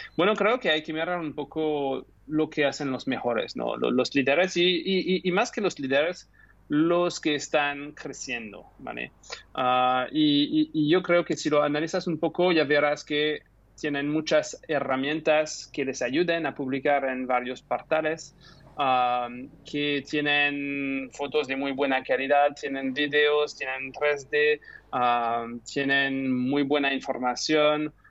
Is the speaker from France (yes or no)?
yes; France; Spanish is a second language; moved away as an adult; also born or lived in United Kingdom; now in Barcelona, Spain; soy francés, pero estudié en, en el Reino Unido